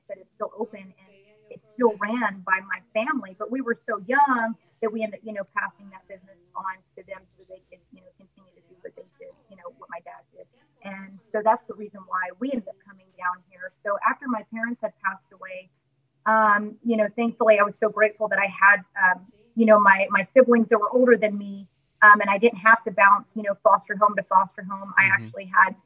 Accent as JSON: {"language": "English", "town": "Texas City", "region": "Texas", "country": "United States", "tie": "born or raised there", "said": "I was born and raised in Texas. Actually, Texas City, Texas"}